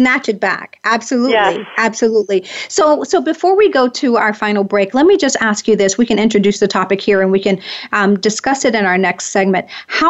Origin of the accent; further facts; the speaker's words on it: the South, United States; I'm a Southern girl. I grew up in the South